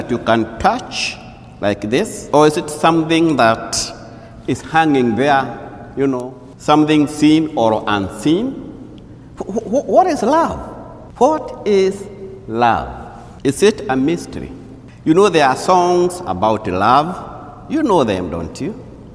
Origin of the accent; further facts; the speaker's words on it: Kenya; moved away; I'm a native from Kenya